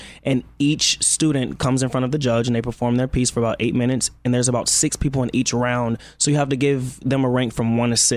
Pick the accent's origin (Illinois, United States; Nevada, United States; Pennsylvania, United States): Illinois, United States; Chicago; Chicago in the building